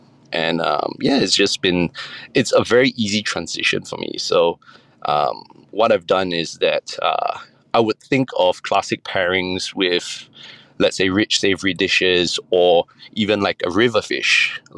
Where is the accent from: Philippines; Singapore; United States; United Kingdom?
Singapore; So I grew up in Singapore, and I come from a background where I'm Peranakan.